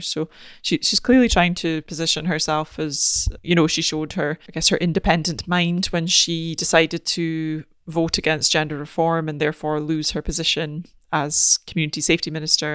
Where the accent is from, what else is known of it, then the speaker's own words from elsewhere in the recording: Aberdeen, Scotland, United Kingdom; I'm from Aberdeen